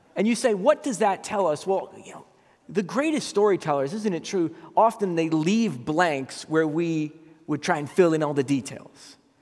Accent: Massachusetts, United States; moved away; I was back in my hometown in, in Massachusetts

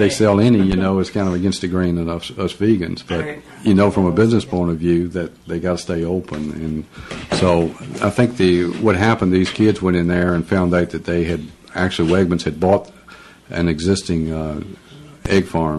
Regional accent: Virginia, United States; I'm down from where bluegrass originated, down in Southwest Virginia and North Carolina.

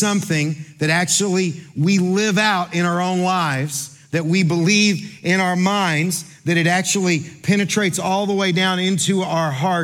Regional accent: Kentucky, United States; I'm from Kentucky

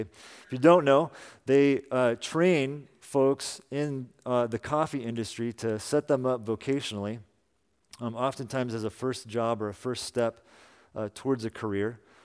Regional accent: Salinas, California, United States; moved away; also born or lived in Boston; Amy and I both grew up in Salinas

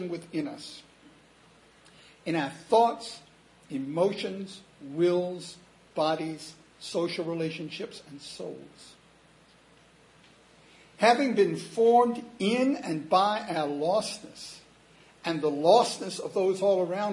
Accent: United States; I'm an American

